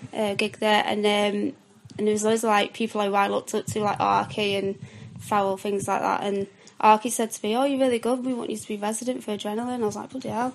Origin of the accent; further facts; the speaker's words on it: Southport, North West England, United Kingdom; where I'm from Southport, sunny Southport, seaside town.